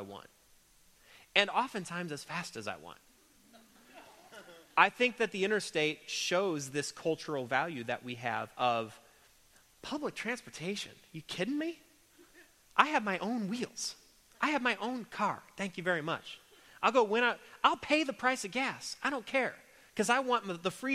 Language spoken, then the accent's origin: English; United States; an American Christian